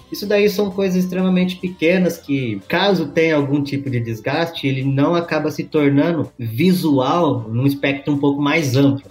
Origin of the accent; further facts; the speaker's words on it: Campinas, São Paulo, Brazil; also born or lived in Bauru; Eu nasci em cidade grande, nasci em Campinas